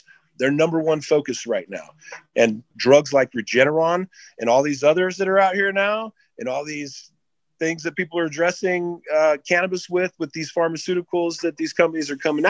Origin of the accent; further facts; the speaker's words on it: Southern California, United States; I've been in that world since I was a young kid growing up in Southern California